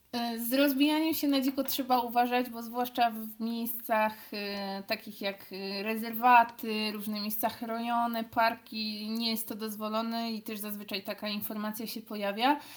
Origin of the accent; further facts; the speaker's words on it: Cieszyn, Silesian Voivodeship, Poland; jesteśmy z Cieszyna